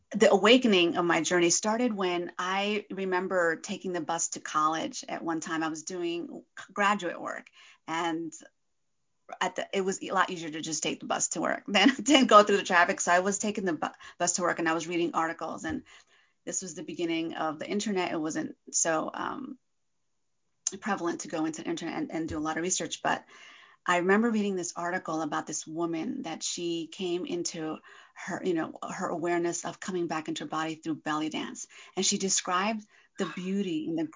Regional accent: northeast New Jersey, United States; moved away as an adult; also born or lived in California; So I was born in New Jersey, actually, northeast New Jersey, closer to New York City. My parents are from Argentina.

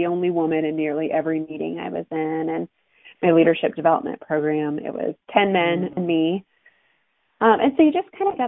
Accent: Ohio, United States; I'm an Ohio girl. I grew up in Ohio and went to Ohio State, as us Buckeyes

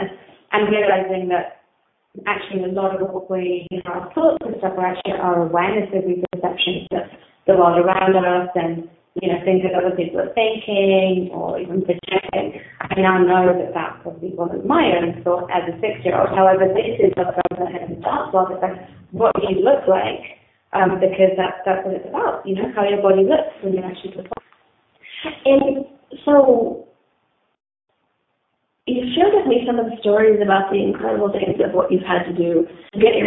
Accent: England, United Kingdom; I grew up in England and my parents are Colombian

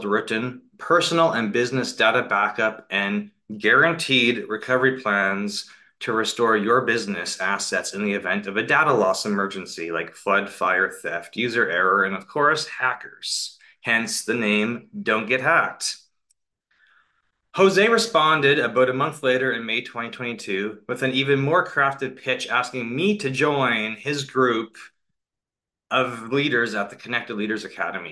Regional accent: Canada; moved away as an adult; I'm currently a Canadian expat living out of a suitcase for the past 5 weeks in Dubai

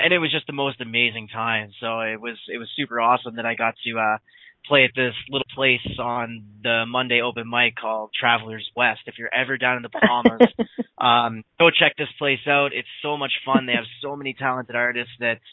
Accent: Dartmouth, Nova Scotia, Canada; back home in Dartmouth.

